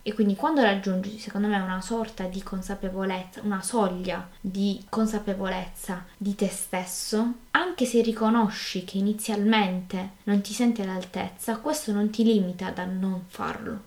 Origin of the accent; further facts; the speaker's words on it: Apulia, Italy; accent: Apulian; also born or lived in Trento; mi sono dovuta trasferire qui in, eh, in Puglia